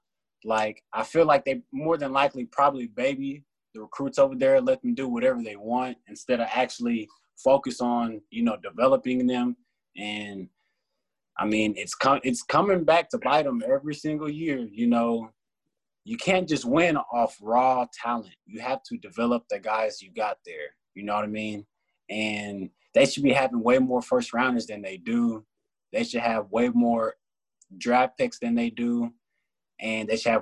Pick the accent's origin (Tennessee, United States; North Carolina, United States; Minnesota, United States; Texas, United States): Texas, United States; I was a Texas kid, Texas fan at heart